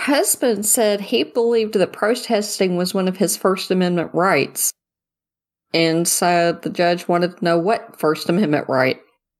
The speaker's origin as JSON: {"language": "English", "country": "United States"}